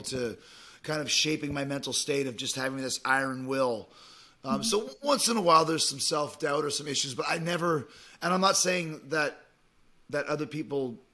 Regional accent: Winnipeg, Manitoba, Canada; moved away as an adult; also born or lived in Calgary; Winnipeg's where I grew up in Canada

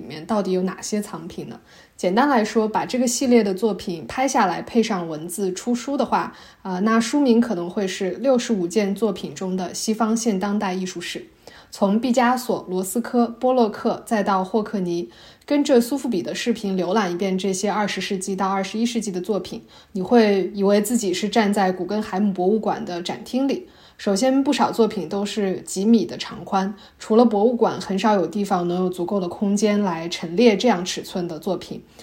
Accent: Shanxi, China; 我的老家山西

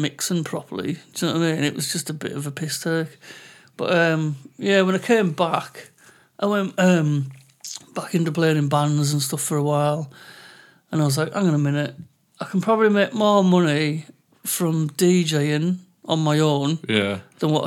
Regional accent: England, United Kingdom; accent: English; I'm English and I've got an English accent

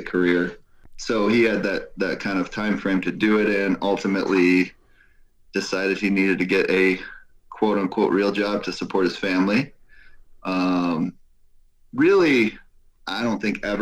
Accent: Clarkston, Michigan, United States; also born or lived in Garden City, Michigan / Clawson, Michigan; My Clarkson upbringing, which, you know, really, I grew up in Clarkson

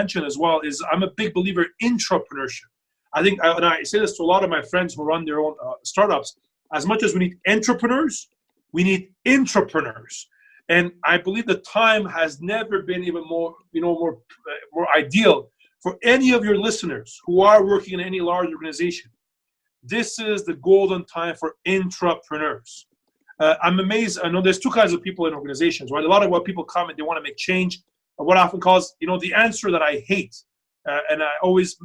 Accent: Canada; while I'm from Canada

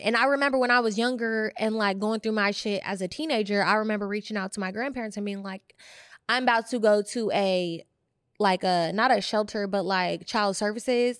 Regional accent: Bay Area, California, United States; I grew up in the Bay Area

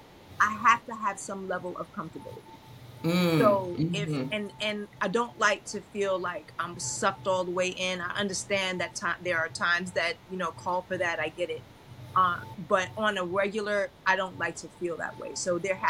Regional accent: New York City, New York, United States; also born or lived in Brooklyn / Long Island; I was born in Brooklyn. I grew up in Queens. As a young adult, we moved, young teenager, we moved to Long Island, and then I moved back to Brooklyn as a young adult

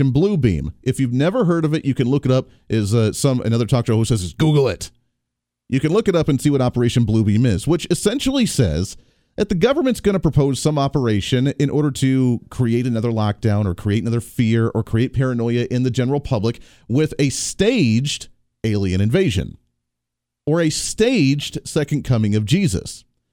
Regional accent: Wichita, Kansas, United States; hailing from Wichita, Kansas here, my home state

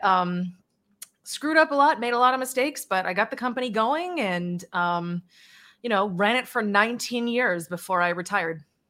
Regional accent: Charlton, Massachusetts, United States; also born or lived in Worcester, Massachusetts; now in Hawaii, United States; I was born in Worcester, Massachusetts, raised in Charlton, Massachusetts. Then I moved to Worcester, Massachusetts

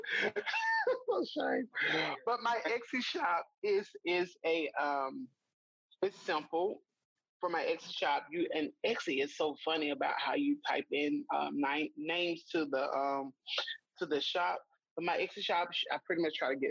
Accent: Mississippi, United States; I'm from Mississippi and that I live here in Mississippi

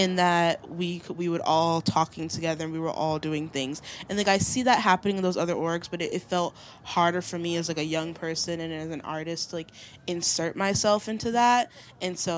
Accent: Long Island, New York, United States; also born or lived in Haiti (ancestry); now in Brooklyn, United States; I'm from Long Island. Born in Brooklyn, family from Haiti

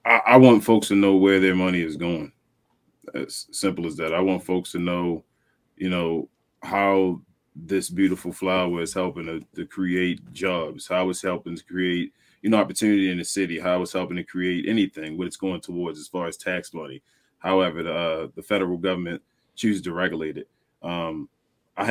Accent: Baltimore, Maryland, United States; I'm born and raised in Baltimore City.

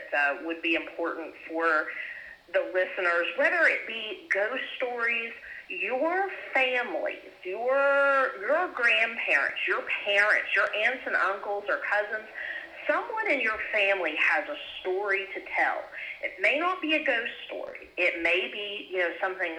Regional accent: Appalachia, United States

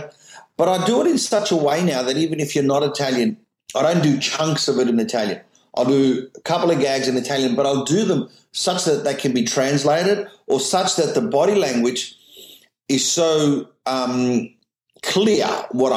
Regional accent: Australia; I'm just an Australian comedian who's successful around the world

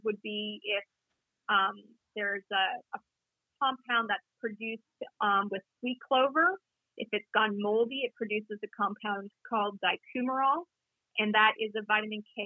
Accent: Toronto, Ontario, Canada; moved away; I grew up in Toronto

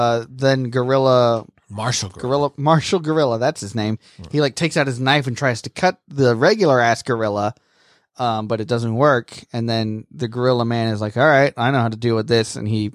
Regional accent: Japan; Even though I'm from Japan, where sushi is something that we, you know, created and mastered.

